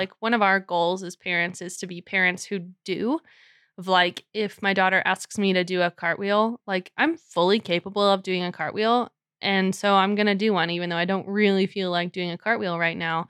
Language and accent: English; New Mexico, United States; moved away; I grew up in New Mexico, like, I was there for about eight years